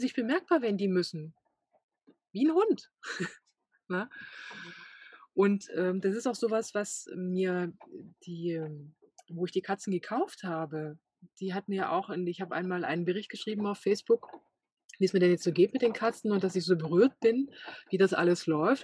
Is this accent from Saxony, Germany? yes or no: yes; Saxony, Germany; moved away; ich komme ja auch aus Sachsen